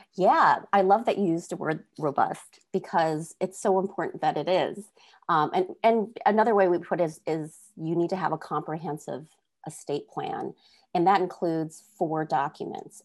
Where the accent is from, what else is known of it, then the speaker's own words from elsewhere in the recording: North Dakota, United States; we grew up in North Dakota and met each other in orchestra